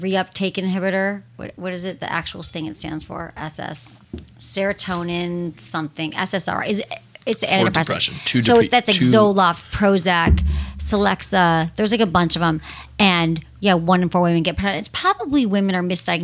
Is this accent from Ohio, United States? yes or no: no; San Francisco, California, United States; now in West Hollywood, United States; I grew up in San Francisco